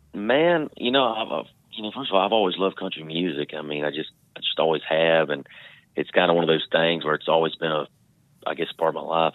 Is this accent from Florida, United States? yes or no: yes; Trenton, Florida, United States; I grew up in North Florida